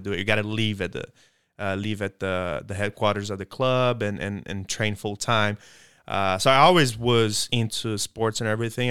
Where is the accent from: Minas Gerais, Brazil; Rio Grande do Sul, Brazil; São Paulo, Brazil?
Minas Gerais, Brazil; Belo Horizonte; moved away as an adult; now in United States; I'm from Belo Horizonte, southeast, so, uh, state of Minas Gerais